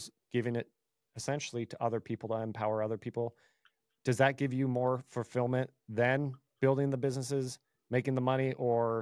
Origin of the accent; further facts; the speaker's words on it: Bay Area, California, United States; I'm originally from the Bay Area, born and raised